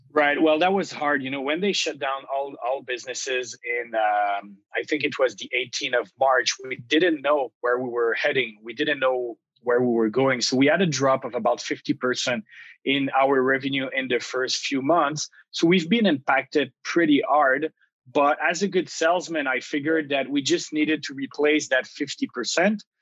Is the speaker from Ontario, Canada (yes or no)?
no; Gatineau, Quebec, Canada; moved away as an adult; now in Montreal, Canada; I come from the Ottawa region on the Quebec side, so Gatineau. I grew up there